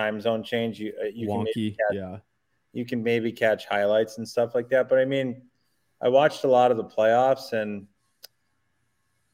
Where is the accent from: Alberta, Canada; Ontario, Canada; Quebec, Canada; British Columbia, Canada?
Quebec, Canada; Montreal; moved away as an adult; I'd go home to Montreal